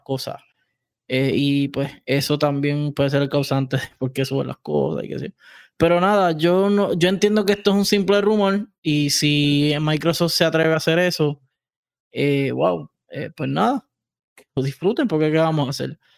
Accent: Puerto Rico; por el territorio somos centroamericanos y caribe

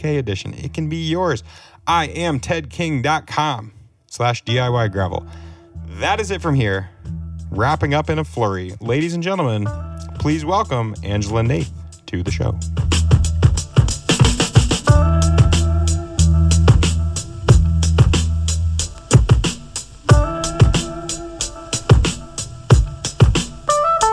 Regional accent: New Hampshire, United States; moved away as an adult; now in Vermont, United States; I'm from New Hampshire

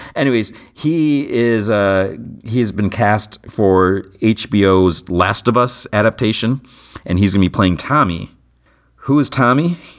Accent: United States; I was born in the United States

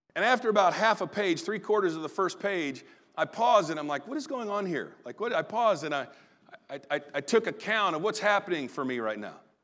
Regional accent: Southern Illinois, United States; good old boy, Southern Illinois self.

